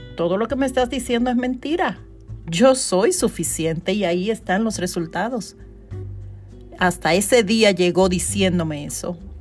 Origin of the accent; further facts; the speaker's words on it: Dominican Republic; now in New York, United States; hice un evento en Dominicana y fue todo un éxito y fue en mi ciudad natal